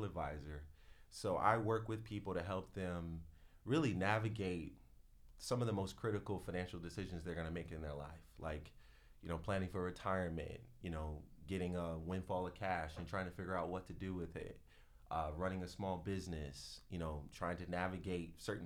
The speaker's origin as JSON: {"language": "English", "town": "Philadelphia", "region": "Pennsylvania", "country": "United States", "tie": "born or raised there", "said": "I'm from Philly, you know, born and bred"}